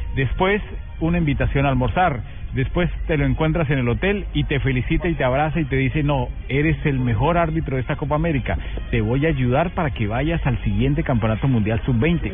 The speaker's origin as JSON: {"language": "Spanish", "country": "Colombia", "said": "nosotros salimos como colombianos"}